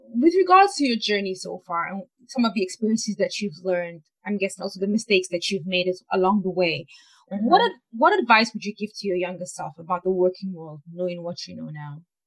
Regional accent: Nigeria; I'm from Nigeria

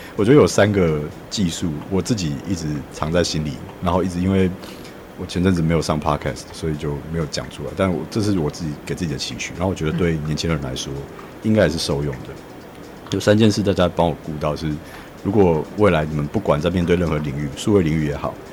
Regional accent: Miaoli County, Taiwan; moved away as an adult; now in New Taipei, Taiwan; 我是苗栗人，然后离开苗栗之后，我来台北读那个设计学院，即便我是读台北的学校，但是我是住在新北的

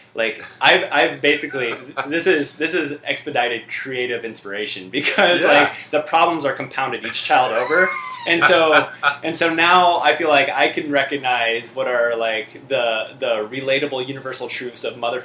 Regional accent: Midwest, United States; we left because we're both from the Midwest.

